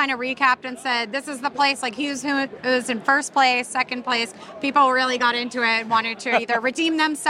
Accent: New York, United States; I'm from New York.

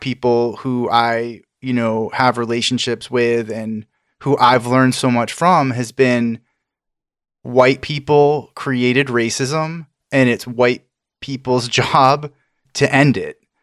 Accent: Maine, United States; I grew up in Maine and I grew up in a very white area

